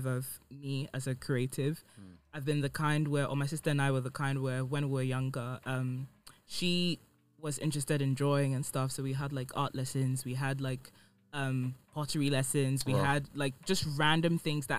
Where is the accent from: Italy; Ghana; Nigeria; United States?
Ghana; I grew up in Ghana